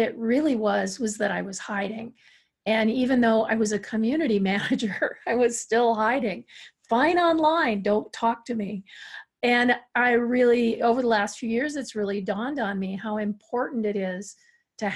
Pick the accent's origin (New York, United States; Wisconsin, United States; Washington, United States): Wisconsin, United States; I'm from Wisconsin too